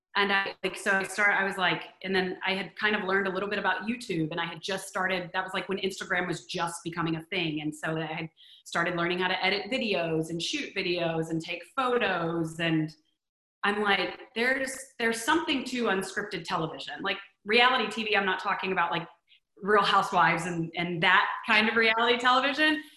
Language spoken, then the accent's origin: English; Texas, United States; also born or lived in New York City; now in Los Angeles, United States; growing up in Texas